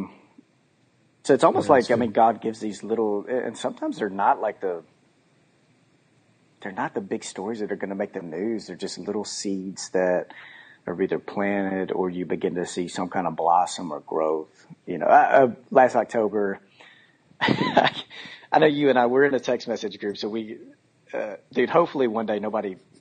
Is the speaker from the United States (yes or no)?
yes; Texas, United States; now in Memphis, United States; we're both from Texas, but we don't have Texas stuff on our house